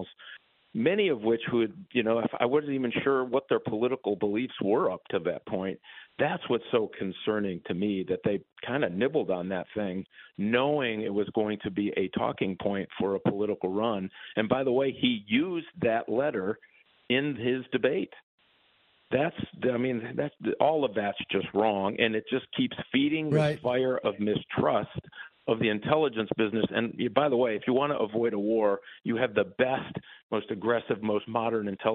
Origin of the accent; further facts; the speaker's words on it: Michigan, United States; the Democrats I grew up with in Michigan